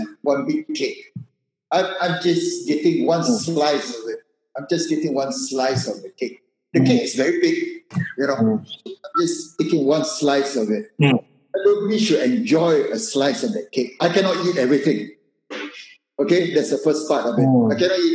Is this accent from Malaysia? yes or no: yes; Malaysia; moved away; I'm just a Malaysian